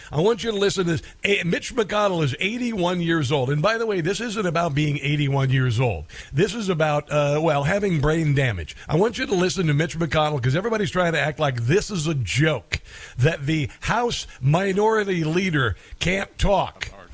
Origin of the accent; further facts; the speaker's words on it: Nebraska, United States; moved away; I'm from Nebraska originally